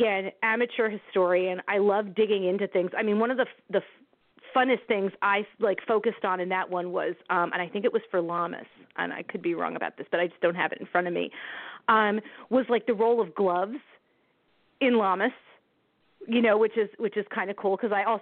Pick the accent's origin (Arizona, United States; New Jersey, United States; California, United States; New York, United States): New Jersey, United States; My poor home state.